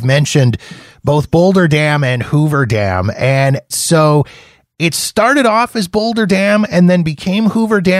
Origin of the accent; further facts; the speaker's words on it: Canada; being Canadian